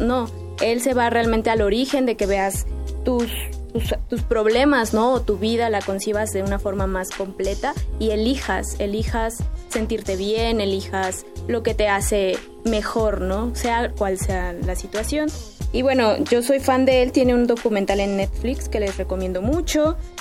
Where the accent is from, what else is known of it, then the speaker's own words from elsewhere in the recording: Mexico; yo que soy mexicana